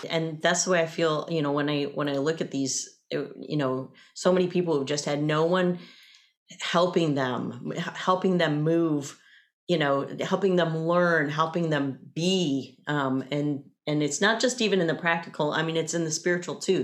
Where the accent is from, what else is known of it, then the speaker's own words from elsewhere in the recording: the South, United States; 'cause I grew up in the South too